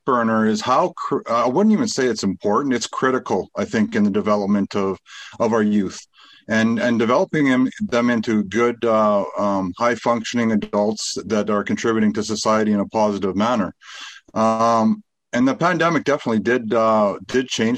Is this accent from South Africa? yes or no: no; Fort Saskatchewan, Alberta, Canada; I was born and raised in Fort Saskatchewan